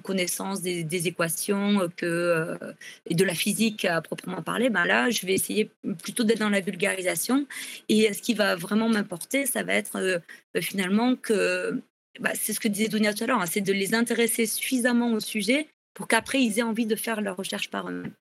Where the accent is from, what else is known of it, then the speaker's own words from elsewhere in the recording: the South, southern France, France; je suis du Sud